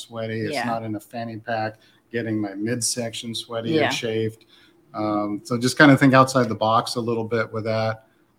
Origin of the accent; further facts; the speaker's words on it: Phoenix, Arizona, United States; now in Mérida, Mexico; I come from Phoenix.